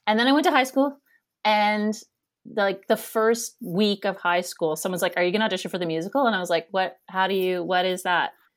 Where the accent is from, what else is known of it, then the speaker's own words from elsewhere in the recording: Kanata, Ontario, Canada; moved away as an adult; also born or lived in New York City / Toronto / England; now in Halifax, Canada; I grew up in Kanata, Ontario, Canada, which is a suburb of Ottawa. And, and I spent my first nineteen years there